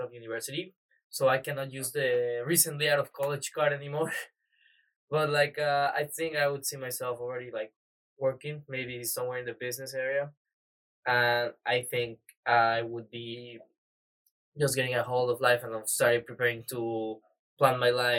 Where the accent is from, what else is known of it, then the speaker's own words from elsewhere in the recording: Mexico City, Mexico; I'm from Mexico City, Mexico.